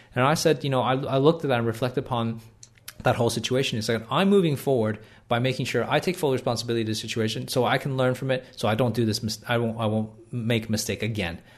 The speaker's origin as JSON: {"language": "English", "country": "Canada", "tie": "born or raised there", "moved": "as an adult", "lives_now": "Australia", "said": "I live in Canada. When I, when I was born in Canada"}